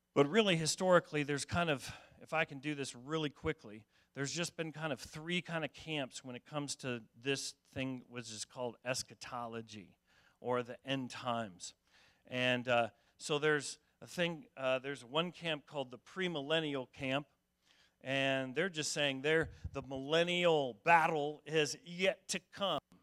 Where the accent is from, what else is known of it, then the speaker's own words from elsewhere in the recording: Denver, Colorado, United States; moved away; I grew up in Denver